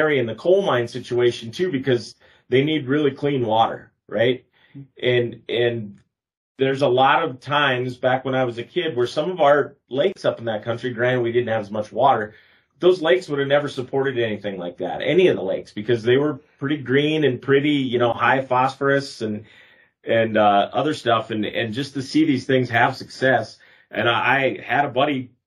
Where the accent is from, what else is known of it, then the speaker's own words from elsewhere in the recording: United States; I grew up on Travers and Big Stone. We had a cabin